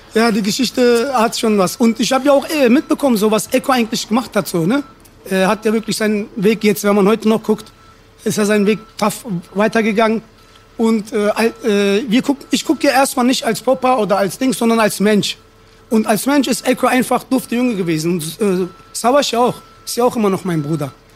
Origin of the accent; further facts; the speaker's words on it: Berlin, Germany; Ich bin hier geboren, aufgewachsen